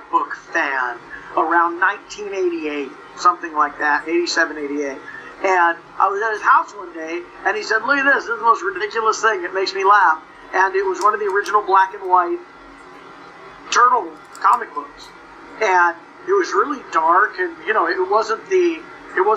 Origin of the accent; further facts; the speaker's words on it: Los Angeles, California, United States; accent: surf speak; I grew up in the San Fernando Valleys, you know, I mean, it's sort of the home of surf